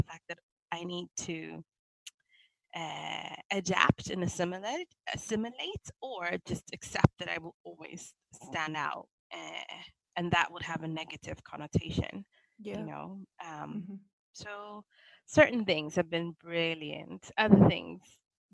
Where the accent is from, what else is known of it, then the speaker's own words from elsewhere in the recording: London, United Kingdom; moved away as an adult; now in Stockholm, Sweden; as a Londoner when you move to Stockholm